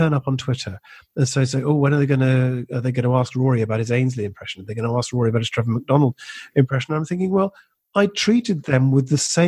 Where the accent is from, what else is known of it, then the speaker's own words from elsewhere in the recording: Scotland, United Kingdom; being Scottish but working a lot of the time in England